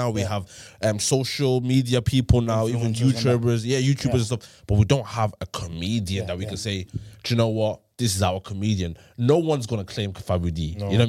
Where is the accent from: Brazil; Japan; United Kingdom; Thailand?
Thailand; we grew up in Thailand and school and stuff like that.